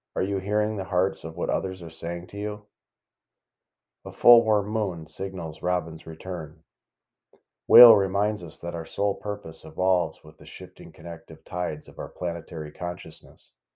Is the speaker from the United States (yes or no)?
yes; the Great Lakes region in the Midwest, United States; Growing up in the Great Lakes region in the Midwest